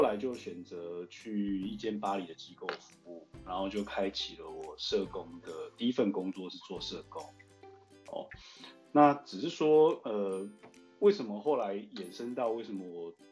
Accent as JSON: {"language": "Chinese", "area": "Zhongli", "region": "Taoyuan", "country": "Taiwan", "also_born_or_lived": "United States / China", "said": "我是中立人"}